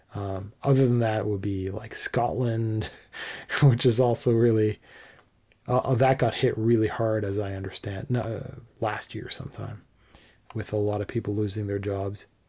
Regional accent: Canada; as a Canadian

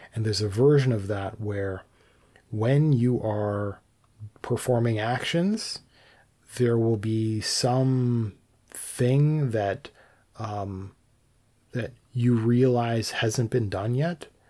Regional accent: Canada; as a Canadian

